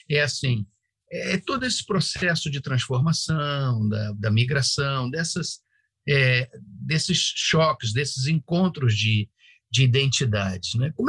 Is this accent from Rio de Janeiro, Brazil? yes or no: yes; Rio de Janeiro, Brazil; now in Cuiabá, Brazil; lá no meu bairro, lá no Rio de Janeiro